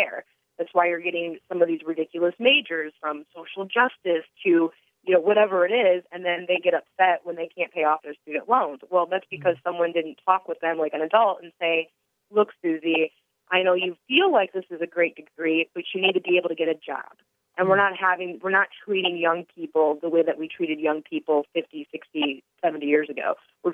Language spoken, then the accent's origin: English; Detroit, Michigan, United States; moved away; I'm from Detroit originally